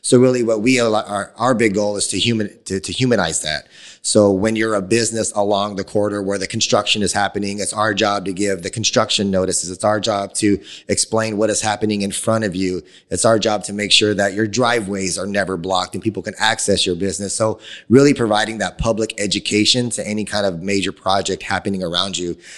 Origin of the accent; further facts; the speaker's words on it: Phoenix, Arizona, United States; being born and raised in Phoenix